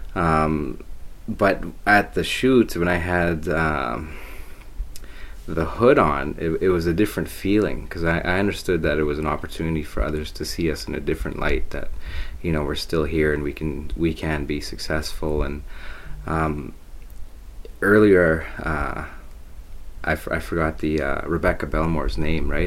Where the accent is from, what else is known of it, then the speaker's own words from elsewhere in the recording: Thunder Bay, Ontario, Canada; I am from Thunder Bay. I've lived here for quite some time